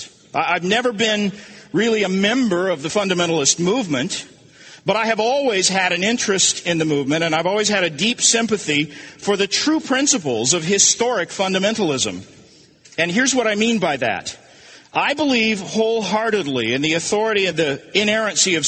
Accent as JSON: {"language": "English", "town": "Tulsa", "region": "Oklahoma", "country": "United States", "tie": "born or raised there", "said": "I grew up in Tulsa"}